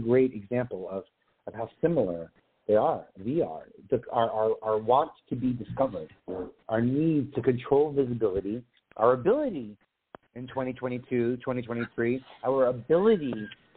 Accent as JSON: {"language": "English", "region": "New York", "country": "United States", "said": "As a New Yorker"}